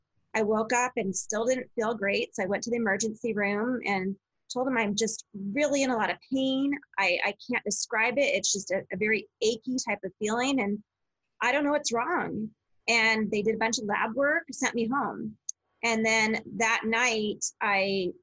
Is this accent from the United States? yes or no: yes; Southern California, United States; moved away as an adult; also born or lived in Santa Barbara, California; now in Arizona, United States; I am originally from Southern California, native born and raised